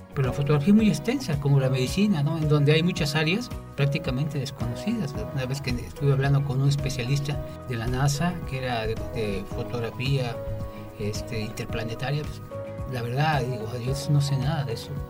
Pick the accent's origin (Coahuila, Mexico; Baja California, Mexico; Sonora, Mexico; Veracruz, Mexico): Veracruz, Mexico; Xalapa; Cojalapa, mi ciudad natal